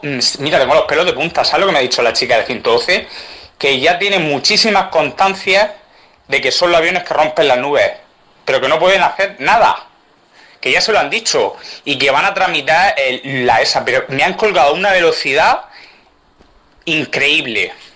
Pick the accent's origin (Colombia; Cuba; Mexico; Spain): Spain; Region of Murcia; nosotros que somos murcianos